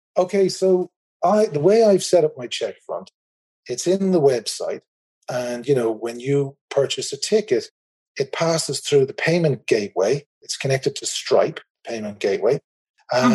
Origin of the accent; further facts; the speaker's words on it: Ireland; accent: Irish; As you can probably tell from my accent, I'm in the Republic of Ireland.